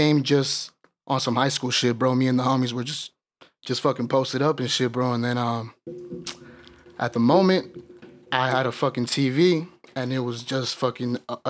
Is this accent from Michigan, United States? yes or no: no; Escondido, California, United States; I grew up in Escondido, California.